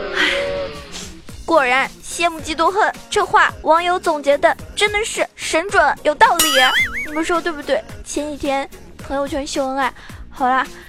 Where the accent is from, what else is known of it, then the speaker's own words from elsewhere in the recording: Zhejiang, China; 作为一个浙江人